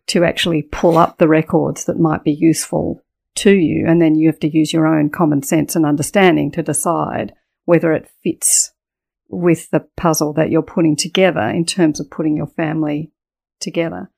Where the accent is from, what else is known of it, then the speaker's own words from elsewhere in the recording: Adelaide, South Australia, Australia; also born or lived in United Kingdom; So we went straight to Adelaide and my childhood, um, was in Adelaide